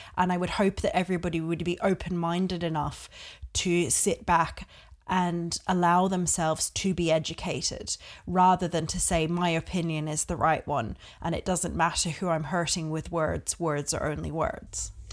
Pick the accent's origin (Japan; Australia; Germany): Australia; also born or lived in Czech Republic / United Kingdom; now in Ireland; I was born in Australia and grew up there